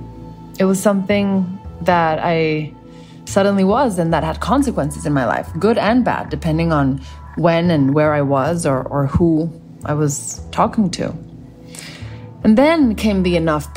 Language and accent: English; Mexico City, Mexico; now in United States; I grew up in Mexico City